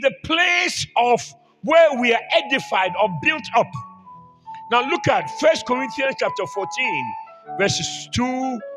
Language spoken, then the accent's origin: English; Ghana; I'm from Ghana